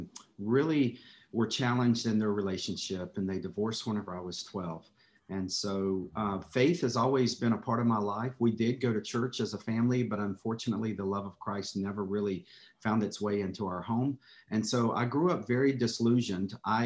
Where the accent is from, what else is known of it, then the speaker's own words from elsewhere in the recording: North Carolina, United States; accent: drawl; So I was born and raised in North Carolina.